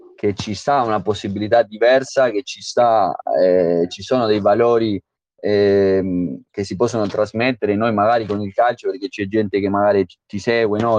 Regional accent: Uruguay; Italian is a second language; moved away as an adult; now in Italy; sono nato in Uruguay, sono cinque, cinque anni e mezzo che sono

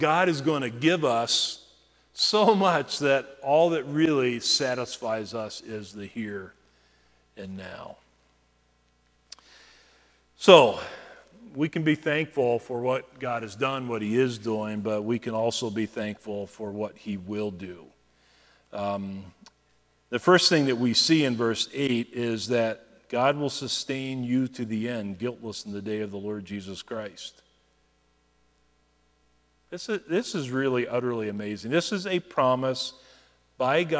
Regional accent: United States; as American believers

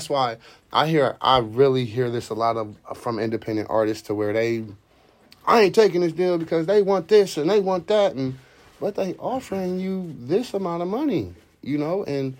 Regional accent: Youngstown, Ohio, United States; Yes, we're from Youngstown.

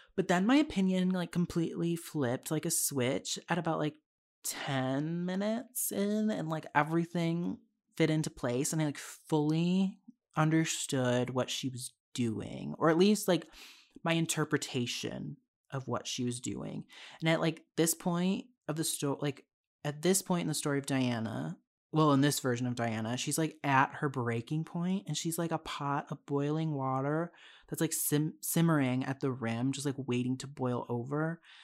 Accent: United States; I'm American

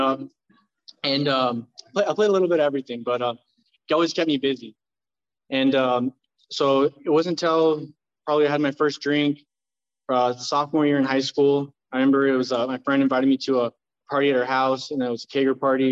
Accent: Tustin, California, United States; also born or lived in Fullerton, California; I moved over to Tustin when I was 5 years old

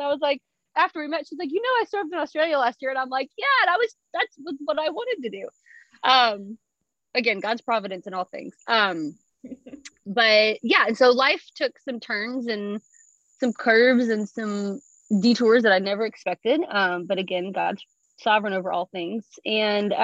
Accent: Tennessee, United States; moved away as an adult; also born or lived in north of Boston, Massachusetts; now in South Asia; I'm originally from Tennessee

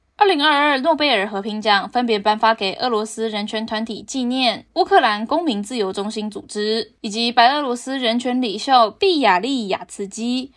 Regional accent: Taiwan; 我是台湾人，是一种光荣，也是一种骄傲

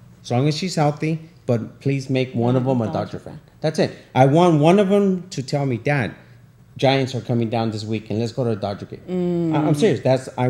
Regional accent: Durango, Mexico; now in United States; I was born in Durango, Mexico.

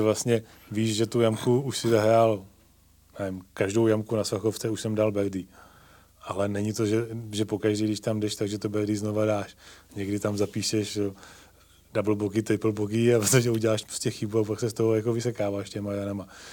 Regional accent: Ivančice, South Moravian Region, Czechia; moved away as an adult; also born or lived in Prague; now in South Bohemia, Czechia; Já vlastně pocházím z, z Ivanči z Jižní Mojavy

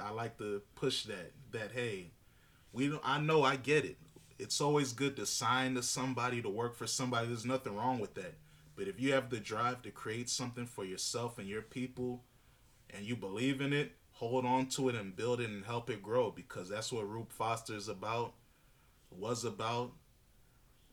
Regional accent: Northern Virginia, United States; I'm from Northern Virginia. I grew up with a lot of people that act like they from D.C.

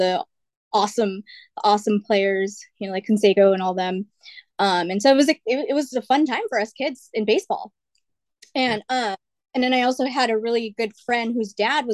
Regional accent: Bay Area, California, United States; I was born and raised in the Bay Area.

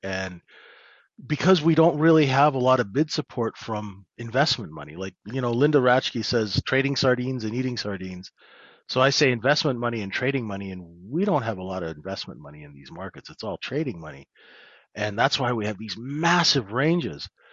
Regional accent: Canada; accent: North American; moved away as an adult; now in London, United Kingdom

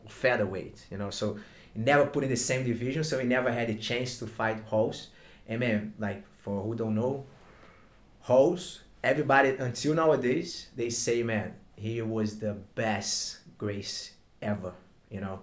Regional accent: Brazil; accent: Brazilian; English is a second language; moved away as an adult; now in Sydney, Australia; I'm from Brazil, like you can tell by my my Brazilian accent

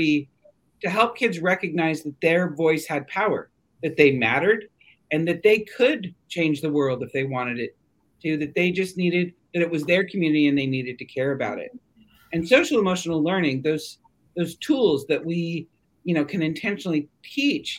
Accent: Siskiyou County, California, United States; I grew up in this community.

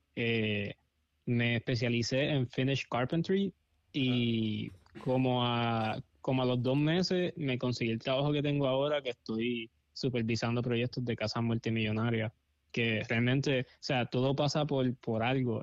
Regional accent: Puerto Rico; moved away as an adult; also born or lived in Los Angeles; now in Coachella, United States; me mudé de Puerto Rico porque no había trabajo.

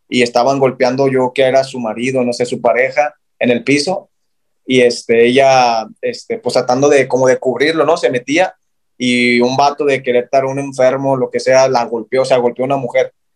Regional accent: Guadalajara, Jalisco, Mexico; Y yo, de Guadalajara

